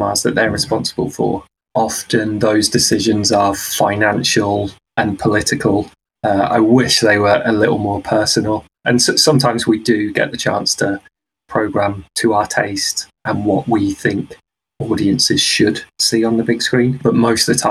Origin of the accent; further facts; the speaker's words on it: Isle of Wight, South East England, United Kingdom; I grew up on the Isle of Wight, so there was a one screen cinema about 15 minutes walk from